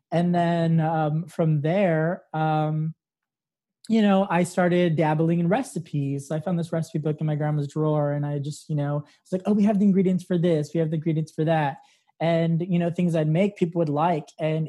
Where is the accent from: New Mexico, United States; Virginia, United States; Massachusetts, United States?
New Mexico, United States; Santa Fe; Santa Fe, New Mexico.